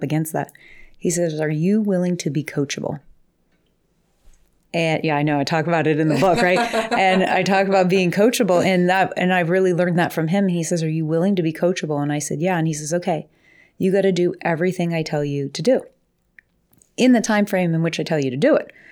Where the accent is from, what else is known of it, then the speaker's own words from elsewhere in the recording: Coitsville, Ohio, United States; I grew up in, well, Lowville, but it was in Coitsville